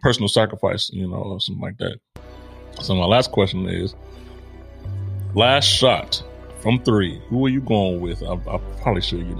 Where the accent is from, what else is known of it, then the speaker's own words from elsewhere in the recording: Chicago, Illinois, United States; I was born in Chicago